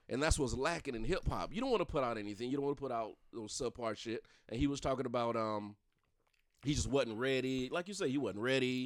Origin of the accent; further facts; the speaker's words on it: Darlington County, South Carolina, United States; I'm from the country. I ain't gonna lie. I'm from Darlington County